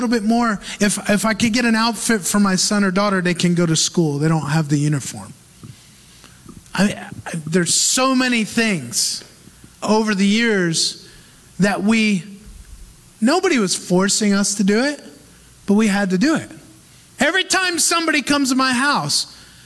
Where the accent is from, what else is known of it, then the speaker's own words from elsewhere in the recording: United States; moved away; as an American